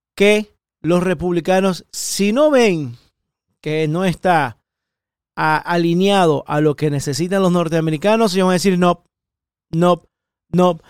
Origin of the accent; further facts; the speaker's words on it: Ecuador; now in Miami, United States; especialista en protección ejecutiva ecuatoriano, nací en Ecuador